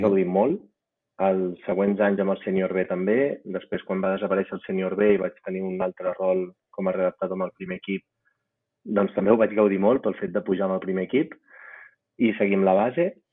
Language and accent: Catalan; Reus, Catalonia, Spain; moved away as an adult; also born or lived in France; now in Andorra; jo soc de Reus